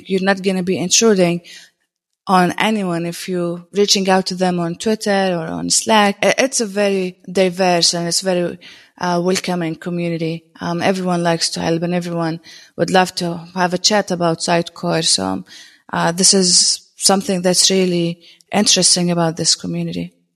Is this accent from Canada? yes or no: no; Jordan; I'm a technologist from Jordan.